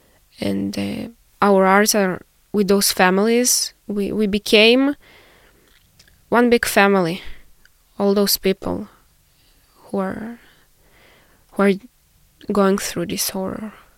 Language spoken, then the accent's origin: English; Israel; I'm 24 years old. Born and raised in Israel, and now currently I'm a master's student at the Hebrew University of Jerusalem.